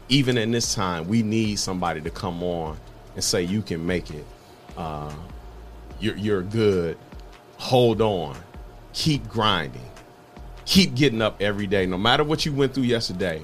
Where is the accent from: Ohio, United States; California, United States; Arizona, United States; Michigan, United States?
Ohio, United States; Toledo; born or raised there